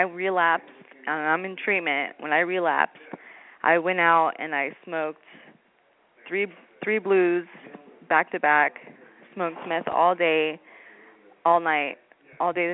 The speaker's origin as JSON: {"language": "English", "town": "Redding", "region": "California", "country": "United States", "said": "I'm from Redding, California"}